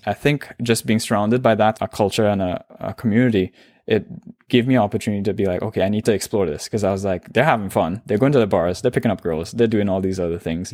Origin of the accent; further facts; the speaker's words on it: Trinidad & Tobago; accent: Trinidadian; moved away as an adult; now in Toronto, Canada; I'm born and raised in Trinidad and Tobago